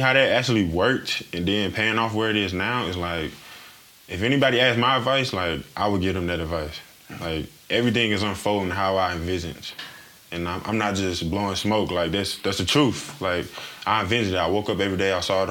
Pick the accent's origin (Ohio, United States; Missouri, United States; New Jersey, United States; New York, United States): Missouri, United States; I'm from Missouri